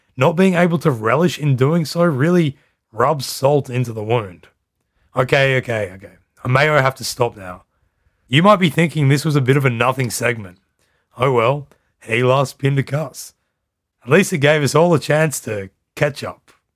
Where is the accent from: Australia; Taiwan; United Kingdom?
Australia; now in Netherlands; I'm Australian and I live in the Netherlands.